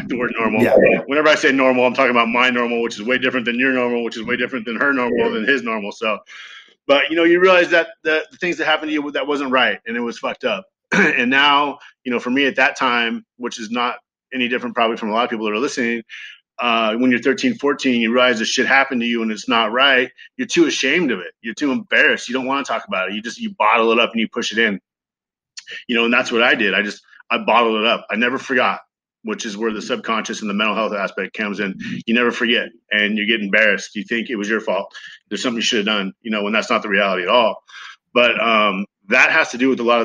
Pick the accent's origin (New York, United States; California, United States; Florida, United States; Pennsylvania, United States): California, United States; Ventura; I grew up in Ventura, California